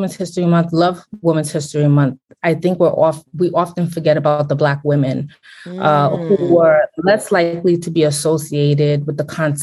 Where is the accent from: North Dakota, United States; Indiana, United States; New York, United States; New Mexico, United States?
New York, United States; Brooklyn; born and raised in Brooklyn. My parents are Haitian